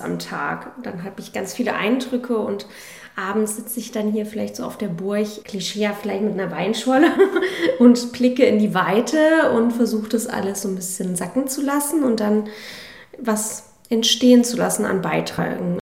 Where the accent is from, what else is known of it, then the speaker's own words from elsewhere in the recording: Weimar, Thuringia, Germany; moved away; ich bin 89 in Weimar geboren